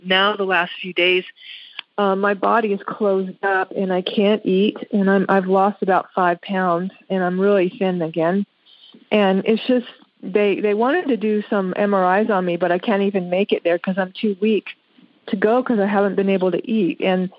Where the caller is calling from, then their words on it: Las Vegas, Nevada, United States; I'm from Las Vegas, Nevada.